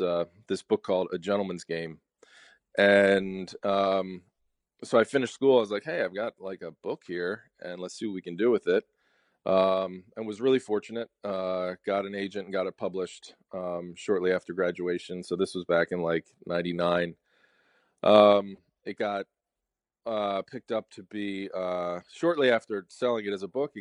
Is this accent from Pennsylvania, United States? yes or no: yes; Media, Pennsylvania, United States; also born or lived in Philadelphia, United States / Devon, Pennsylvania, United States; I'm from Philadelphia, just outside of Philadelphia. I grew up in a place called Media, Pennsylvania